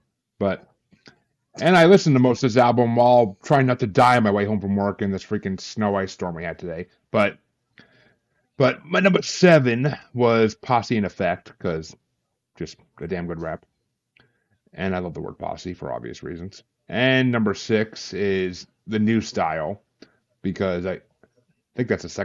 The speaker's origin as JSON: {"language": "English", "region": "New York", "country": "United States", "said": "I'm from New York"}